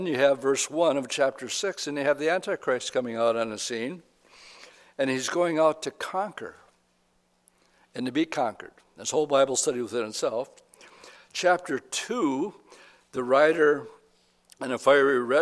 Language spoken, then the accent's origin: English; United States; We are American Christians